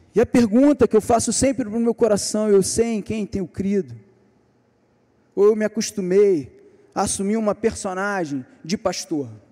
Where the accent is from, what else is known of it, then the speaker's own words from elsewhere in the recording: Niterói, Rio de Janeiro, Brazil; Nós somos de Niterói